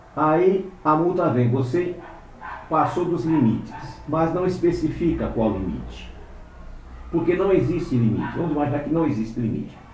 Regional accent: Brazil; nós brasileiros, aqueles que têm ascendência, como no meu caso, né, de judeus, nós estamos há 500 anos

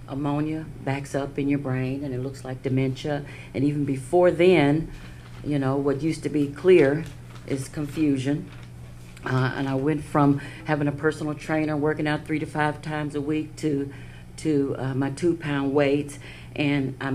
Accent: Lake Charles, Louisiana, United States; also born or lived in Los Angeles / Dallas; now in Cincinnati, United States; I was born in Lake Charles, Louisiana, 60 years ago

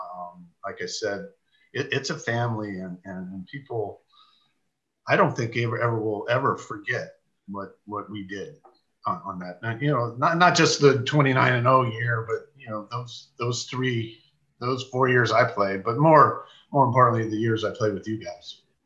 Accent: San Mateo, California, United States; I grew up in San Mateo

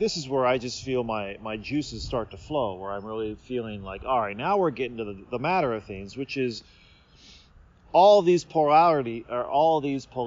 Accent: Seattle, Washington, United States; moved away as an adult; also born or lived in Los Angeles; now in Japan; I was born in Washington State and in the Seattle area. Then I went to college in Los Angeles and then back to Washington. And then when I was 31, I moved here to Japan

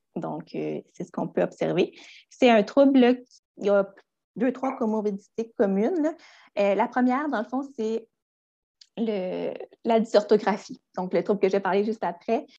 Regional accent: Gaspé, Quebec, Canada; also born or lived in Rimouski; je suis originaire de Gaspé

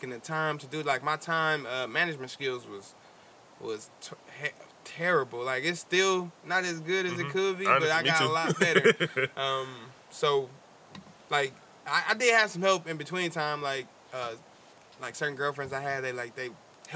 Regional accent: Oakland, California, United States; growing up in Oakland

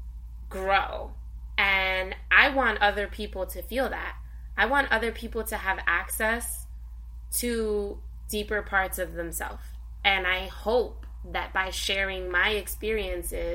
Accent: Jersey City, New Jersey, United States; I was Puerto Rican, I was from Jersey City

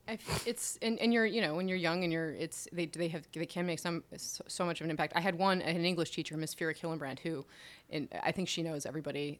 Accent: Philadelphia, Pennsylvania, United States; also born or lived in Detroit, Michigan / Florida; I mostly grew up in the Philadelphia area

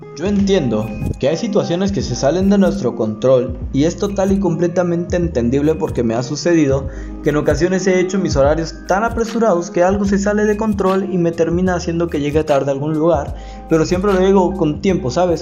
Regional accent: Mexico; Yo soy mexicano

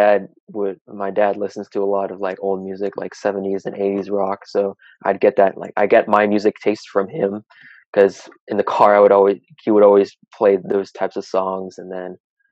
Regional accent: Dublin, California, United States; also born or lived in Oakland, California; I'm basically raised in Dublin

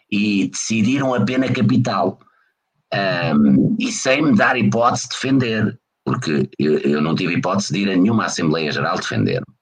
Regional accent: Fão, Norte, Portugal; o Fão é a minha terra

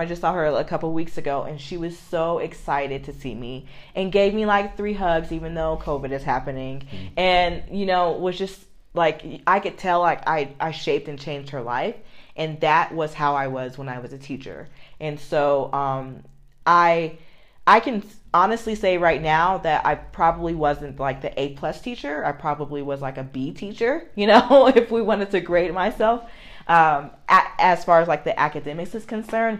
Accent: United States; I love being an American.

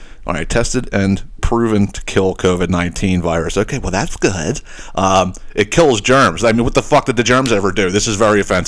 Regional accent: Northeast, United States; a family that we grew up with in the Northeast

